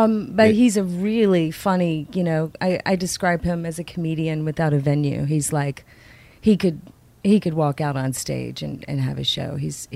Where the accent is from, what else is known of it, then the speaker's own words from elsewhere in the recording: Louisiana, United States; moved away; also born or lived in Baltimore, Maryland / Mississippi; I'm from Louisiana. I was born in Baltimore, Maryland.